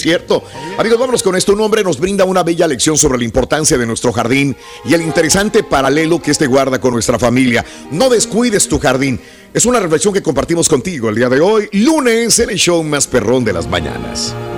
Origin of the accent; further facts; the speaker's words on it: Mexico; uno como latino, como mexicano, como eh, es, vives muy arraigados de las tradiciones